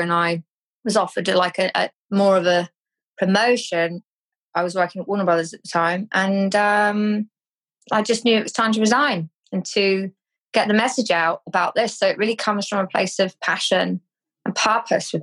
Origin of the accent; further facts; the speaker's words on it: Cornwall, South West England, United Kingdom; I'm from Cornwall